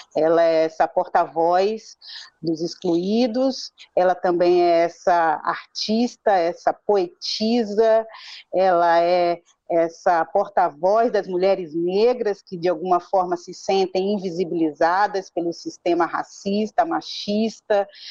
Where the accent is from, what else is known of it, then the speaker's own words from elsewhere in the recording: Salvador, Bahia, Brazil; moved away as an adult; now in São Paulo, Brazil; eu sou de Salvador, é, migrei para São Paulo já aos 24, 25 anos